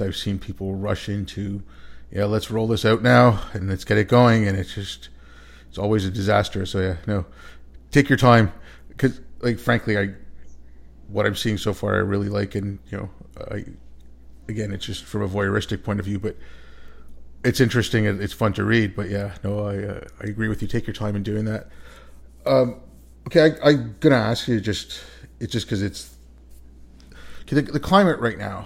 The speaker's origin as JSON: {"language": "English", "country": "Canada", "tie": "born or raised there", "moved": "yes", "said": "growing up in Canada"}